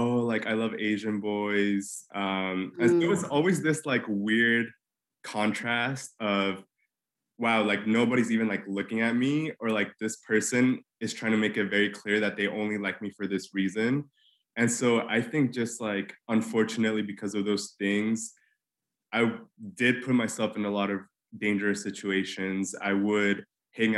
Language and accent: English; Mexico City, Mexico; moved away as an adult; now in New York City, United States; I grew up in Mexico City.